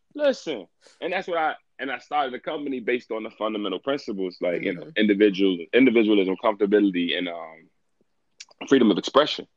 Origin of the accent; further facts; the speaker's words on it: Washington, District of Columbia, United States; I'm from Washington D.C.